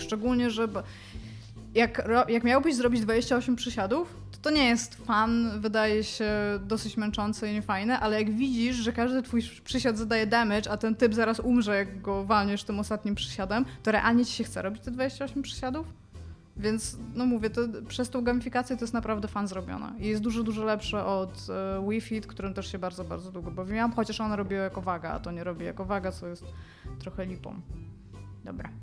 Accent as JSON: {"language": "Polish", "town": "Elbląg", "region": "Warmian-Masurian Voivodeship", "country": "Poland", "tie": "born or raised there", "moved": "as an adult", "said": "miałam 20 lat, wyjechałam z Elbląga"}